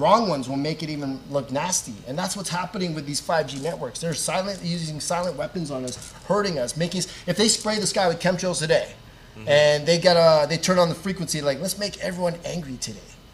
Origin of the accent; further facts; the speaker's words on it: Canada; I grew up in Canada. My family's in the Philippines